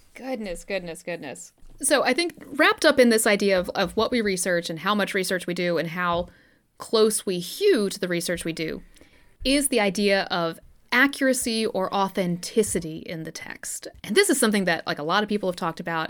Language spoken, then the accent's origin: English; Southern, United States; We're Southern